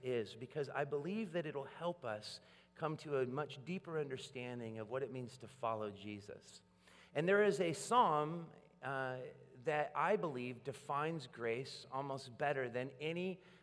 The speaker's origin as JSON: {"language": "English", "town": "Portland", "country": "United States", "said": "I come from Portland and we're a coffee town"}